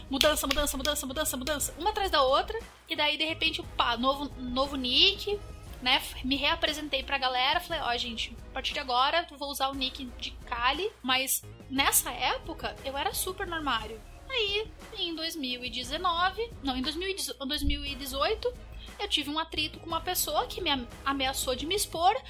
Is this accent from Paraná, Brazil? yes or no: yes; Curitiba, Paraná, Brazil; eu sou de Curitiba, mas um pedaço do meu coração mora em São Paulo